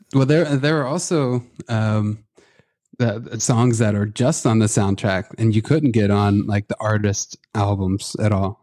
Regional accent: Midwest, United States; also born or lived in Oklahoma; I grew up in the Midwest

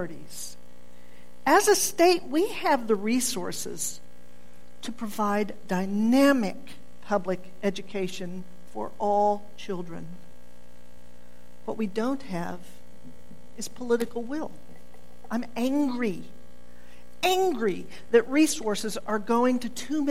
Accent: Oklahoma, United States; I'm born and bred in Oklahoma, but there are so many times I would like to say, no, I'm not from here, but I am

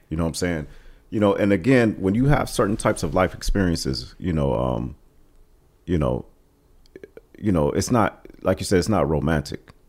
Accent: East Cleveland, Ohio, United States; we came to East Cleveland probably in the, uh, late seventies.

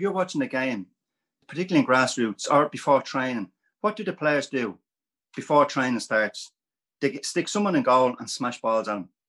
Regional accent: Ireland; as an Irish coach, what would happen in Ireland?

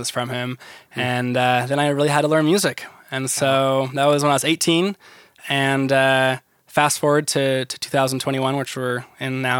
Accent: Ventura County, California, United States; I grew up in California and Ventura County to be exact. So that's near LA area in Southern California

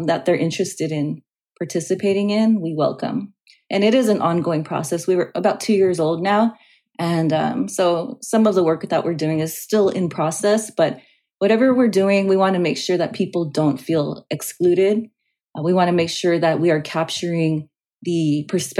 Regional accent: Los Angeles, California, United States; I grew up in Los Angeles

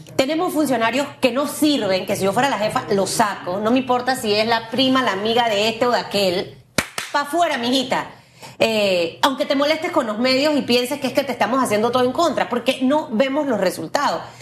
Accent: Panama; como panameña, como mujer, como mamá

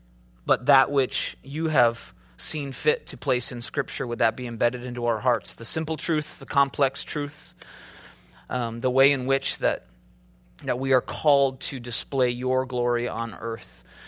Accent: Minnesota, United States; also born or lived in Chicago, United States; I'm from the Midwest, right? I started off in a very kind of different mentality. I had an accent. I'm from Minnesota. I drug out my O's.

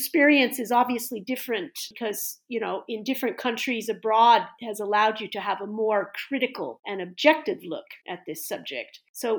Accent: California, United States; moved away; I came from California. I'm from California

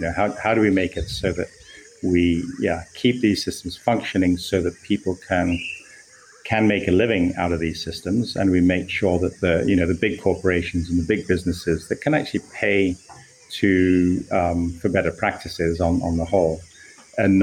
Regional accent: Kenya; as a Kenyan, I went into ocean science of coral reefs

